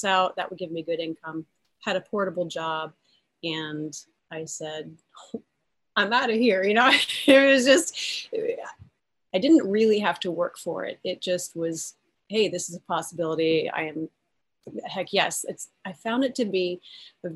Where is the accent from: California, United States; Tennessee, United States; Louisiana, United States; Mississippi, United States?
Louisiana, United States; Alexandria; moved away; I was born in Alexandria, Louisiana